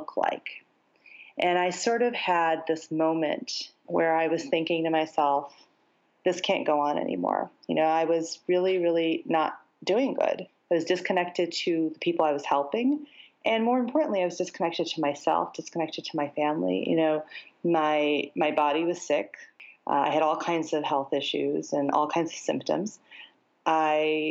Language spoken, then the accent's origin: English; United States; even though I lived in the States.